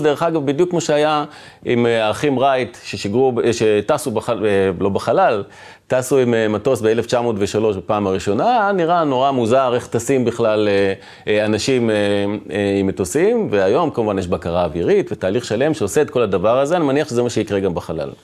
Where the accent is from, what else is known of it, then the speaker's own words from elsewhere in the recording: Dimona, Southern District, Israel; גדלתי ב, בעיר דימונה